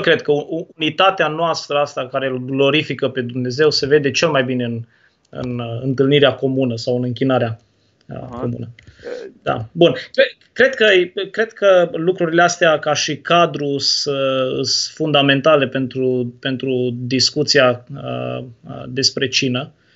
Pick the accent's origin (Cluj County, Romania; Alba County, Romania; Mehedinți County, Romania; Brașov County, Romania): Cluj County, Romania; Turda; now in Brăila, Romania; Eu sunt din Turda de loc